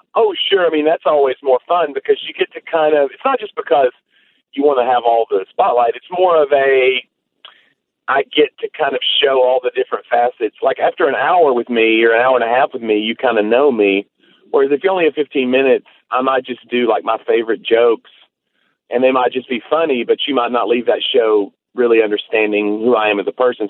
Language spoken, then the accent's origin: English; Tennessee, United States; I'm from Tennessee